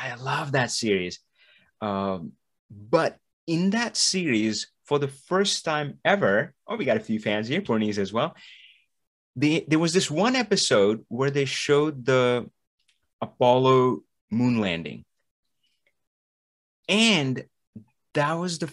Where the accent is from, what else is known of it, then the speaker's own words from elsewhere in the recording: India; I'm from India.